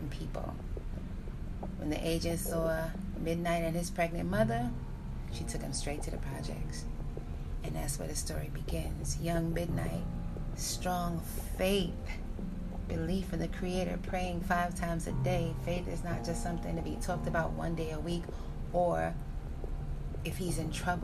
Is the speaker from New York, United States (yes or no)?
yes; New York City, New York, United States; I was born in New York City. I was living in New York City in the time of the late 80s